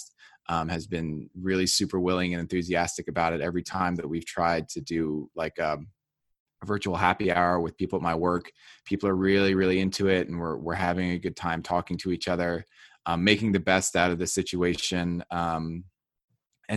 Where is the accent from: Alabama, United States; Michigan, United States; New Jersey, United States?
New Jersey, United States; I grew up in New Jersey.